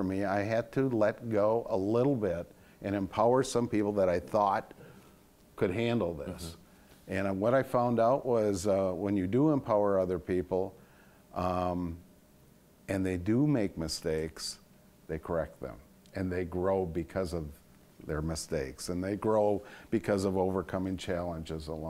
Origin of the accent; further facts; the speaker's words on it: Sauk City, Wisconsin, United States; also born or lived in Prairie du Sac / Madison; I got to move back to my hometown of Sauk City and Prairie du Sac from Madison